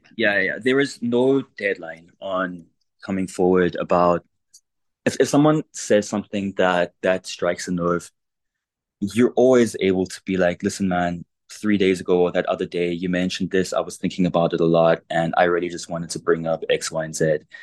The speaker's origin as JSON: {"language": "English", "country": "South Africa", "tie": "born or raised there", "said": "I grew up in South Africa"}